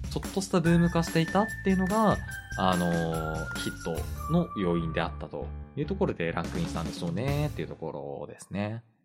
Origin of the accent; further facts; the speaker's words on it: Hokkaido, Japan; moved away as an adult; also born or lived in Tokyo; 僕も北海道にいる時に食べたことなかったんですよ